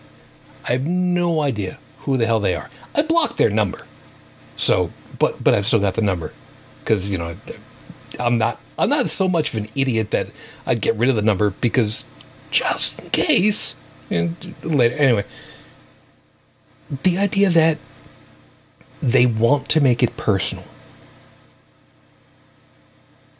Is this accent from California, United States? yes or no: no; New York City, New York, United States; Italian immigrant family. Yes, Brooklyn